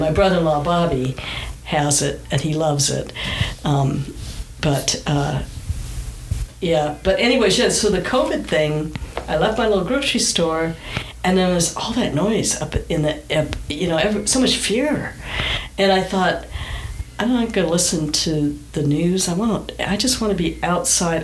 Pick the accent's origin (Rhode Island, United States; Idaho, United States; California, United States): California, United States; Southern; also born or lived in Michigan; We moved to California from Michigan when I was nine